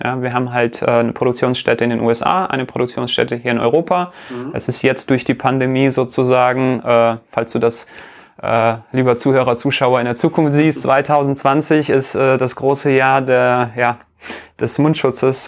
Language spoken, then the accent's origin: German; Riga, Latvia; moved away; in Lettland äh, mein Geburtsland, ich bin ja äh, aus Riga ursprünglich